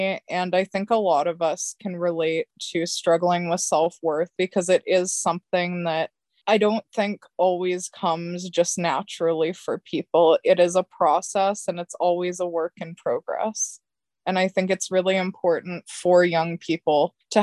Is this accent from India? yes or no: no; Central Alberta, Canada; I'm from Central Alberta